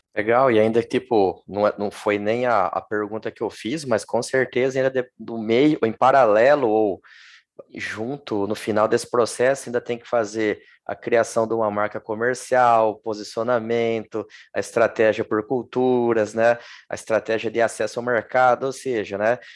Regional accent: Lençóis Paulista, São Paulo, Brazil; eu sou do interior de São Paulo. Sim. E e ali na minha cidade, Lençóis Paulista

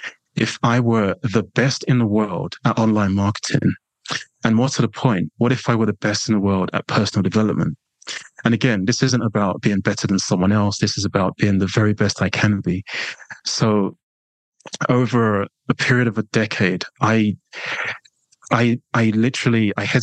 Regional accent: London, United Kingdom; accent: London/English; You probably, you know, won't be surprised by that from my accent

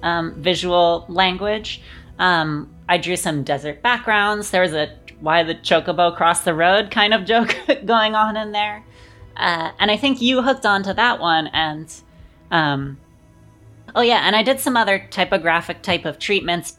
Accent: Los Angeles, California, United States; I grew up in Los Angeles

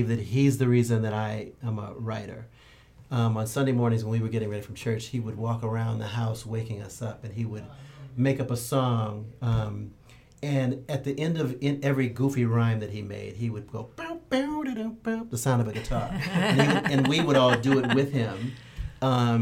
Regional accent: Santa Monica, California, United States; I was born in Santa Monica

